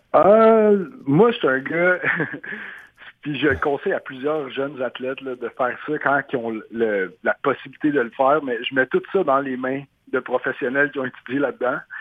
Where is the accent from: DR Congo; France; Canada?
Canada; Montreal, Quebec; moved away; ma ville natale à Montréal